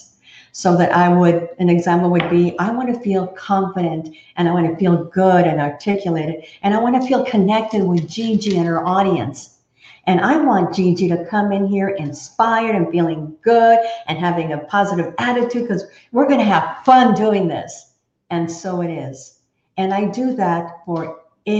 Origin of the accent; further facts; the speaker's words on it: Texas, United States; also born or lived in Fort Worth, Texas; I am a true Texan. I was born and raised in Texas